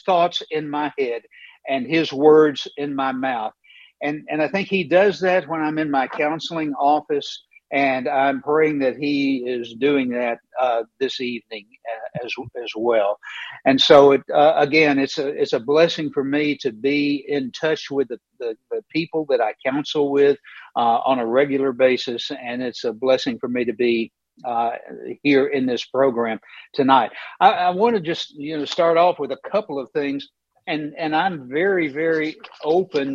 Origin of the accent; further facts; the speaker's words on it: Knoxville, Tennessee, United States; I grew up in East Tennessee. I grew up in Knoxville, Tennessee